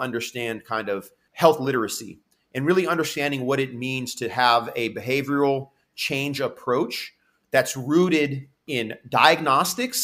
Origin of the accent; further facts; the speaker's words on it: Santa Cruz, California, United States; also born or lived in San Diego; I'm Santa Cruz and San Diego. Those are like my hometown A and hometown